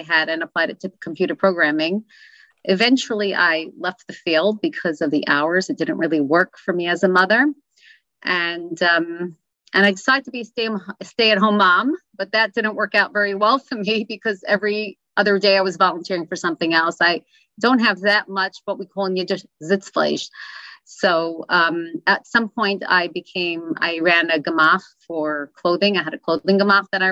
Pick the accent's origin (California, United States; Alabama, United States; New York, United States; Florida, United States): New York, United States; New York City; Where I grew up in Crown Heights, actually on Crown Street.